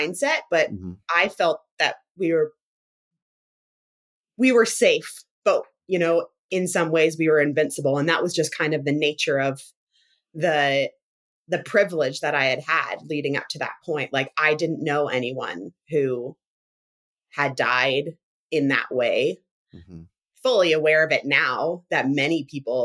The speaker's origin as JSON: {"language": "English", "country": "Canada", "also_born_or_lived": "Toronto / British Columbia", "said": "I'm Canadian"}